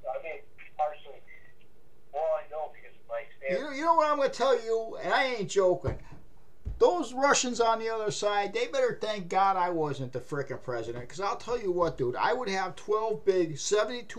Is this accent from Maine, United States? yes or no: yes; Maine, United States; I'm a hillbilly from Maine.